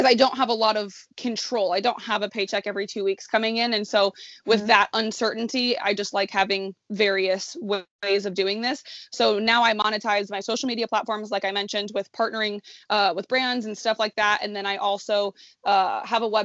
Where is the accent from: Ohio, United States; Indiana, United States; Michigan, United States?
Indiana, United States; Indianapolis; moved away as an adult; also born or lived in Chicago, Illinois; I'm born and raised in Indianapolis, Indiana, and I went to college in Chicago.